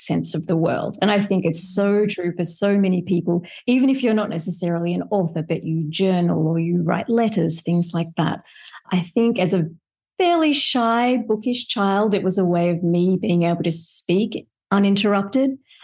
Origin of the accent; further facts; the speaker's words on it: Australia; moved away as an adult; also born or lived in California; now in Eastern Tennessee, United States; I am Australian born. I was raised there, went to university there